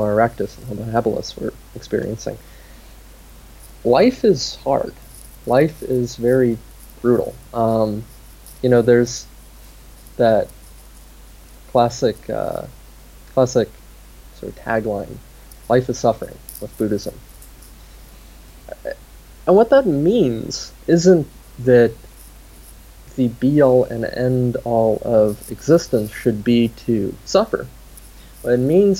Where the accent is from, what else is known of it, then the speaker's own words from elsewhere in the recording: United States; as an American